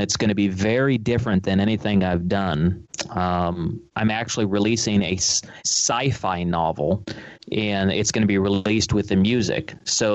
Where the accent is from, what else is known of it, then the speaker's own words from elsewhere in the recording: Los Angeles, California, United States; I was raised in a suburb, Sherman Oaks. It's a suburb of Los Angeles